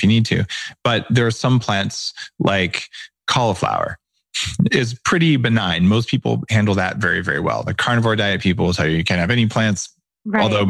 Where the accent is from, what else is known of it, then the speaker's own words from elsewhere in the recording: New Mexico, United States; I grew up in New Mexico where we eat spicy foods all the time.